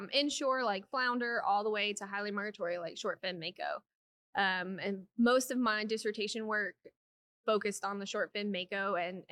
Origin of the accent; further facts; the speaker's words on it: Tennessee, United States; now in Texas, United States; I'm originally from Tennessee